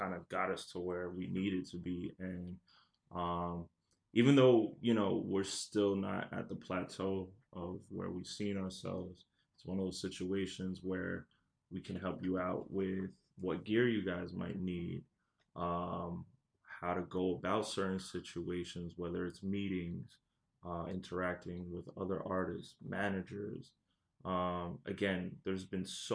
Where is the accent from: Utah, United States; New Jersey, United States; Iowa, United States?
New Jersey, United States; also born or lived in France; raised in Jersey